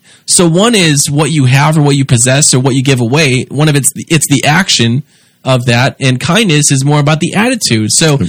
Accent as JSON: {"language": "English", "country": "United States", "said": "even as an American"}